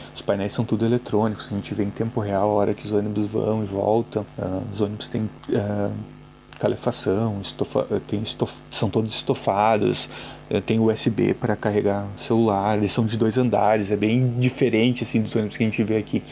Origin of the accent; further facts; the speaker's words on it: Caxias do Sul, Rio Grande do Sul, Brazil; moved away as an adult; now in Dublin, Ireland; De onde eu vim, que é Caxias do Sul, no Rio Grande do Sul